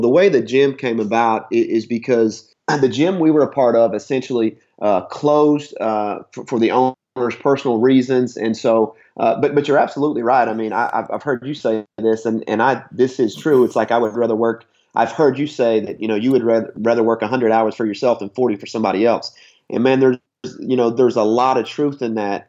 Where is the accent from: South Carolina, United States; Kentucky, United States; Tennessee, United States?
Kentucky, United States; Harlan County; moved away as an adult; also born or lived in Rhode Island / Houston, Texas / Western Washington; now in Washington, United States; I'm from Harlan County, Kentucky, southeast Kentucky. Uh, just mountains and coal mines, and uh, you know that's the Bible Belt.